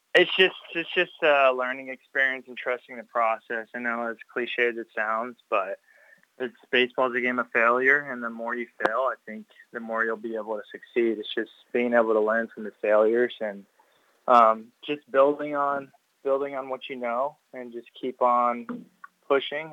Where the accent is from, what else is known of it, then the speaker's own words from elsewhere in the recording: Cypress, Texas, United States; I'm from Cy Fair